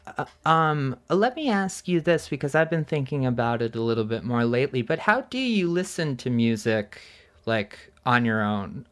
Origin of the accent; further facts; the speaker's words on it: East Coast, United States; moved away; I grew up on the East Coast